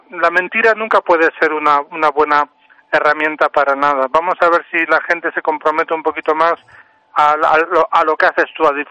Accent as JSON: {"language": "Spanish", "region": "Basque Country", "country": "Spain", "tie": "born there", "said": "Yo nací en el País Vasco, pero no soy vasco, no tengo ni ocho, no tengo ningún apellido vasco. Y mis padres eran andaluces. Yo en Andalucía era el vasco y en el País Vasco era el maqueto, de fuera."}